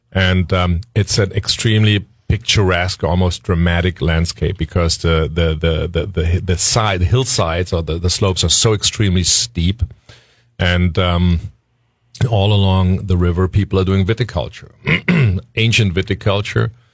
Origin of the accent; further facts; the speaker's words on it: Leiwen, Rhineland-Palatinate, Germany; my hometown, Leyven